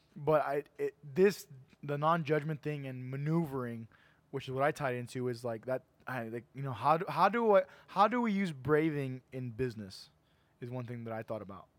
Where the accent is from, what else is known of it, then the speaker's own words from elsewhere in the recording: McAllen, Texas, United States; we're all from Edinburgh, we're all from McAllen, we're all from the area